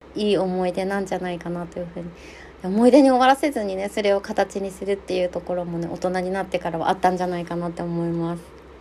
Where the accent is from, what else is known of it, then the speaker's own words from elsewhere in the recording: Nemuro, Hokkaido, Japan; also born or lived in Sapporo; 出身が私も根室っていうすっごい右端の、あの、全員学者見したらちぎれちゃうような、 何もない場所、生まれなんですけど、私は中学校から札幌にずっといた